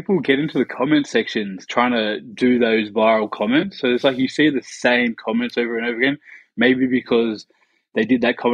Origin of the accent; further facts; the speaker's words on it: Canberra, Australian Capital Territory, Australia; now in London, United Kingdom; I'm from Canberra, like near Sydney.